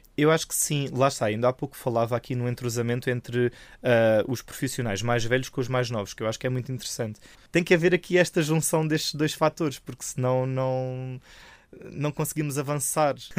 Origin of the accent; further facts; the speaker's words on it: Algarve, Portugal; moved away as an adult; now in Lisbon, Portugal; Sou do Algarve, sou um algarvio marafado